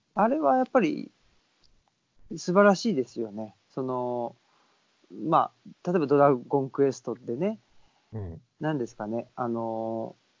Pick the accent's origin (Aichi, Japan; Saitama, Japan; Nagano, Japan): Saitama, Japan; now in Nara Prefecture, Japan; 僕も出身があの、えっと、浦和ってとこなんで